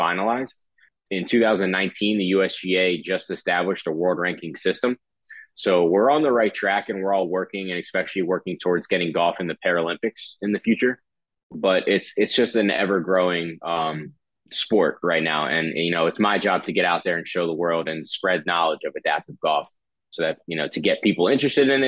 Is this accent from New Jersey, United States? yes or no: yes; Northfield, New Jersey, United States; moved away as an adult; now in Miami, United States; I grew up in New Jersey